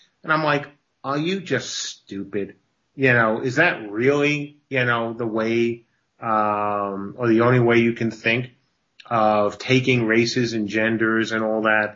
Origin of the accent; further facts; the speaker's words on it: New York, United States; I grew up in New York